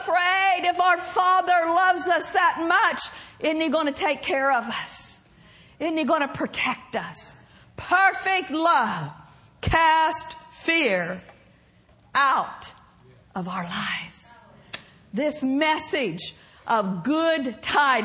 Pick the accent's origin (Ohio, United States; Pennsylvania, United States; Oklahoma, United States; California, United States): Oklahoma, United States; accent: Southern; moved away; I grew up in Oklahoma